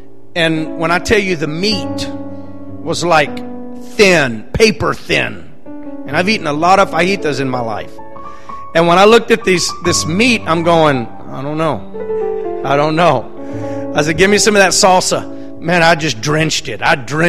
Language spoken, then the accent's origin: English; Victoria, Texas, United States; also born or lived in McAllen, Texas; I'm originally from Victoria, Texas